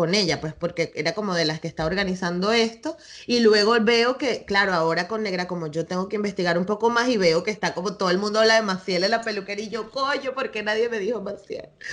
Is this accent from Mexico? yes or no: no; Venezuela; now in Spain; yo crecí bailando tambores y en Venezuela